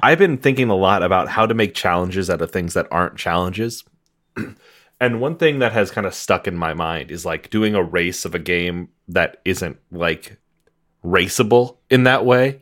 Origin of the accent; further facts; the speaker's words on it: Iowa, United States; I'm from Iowa.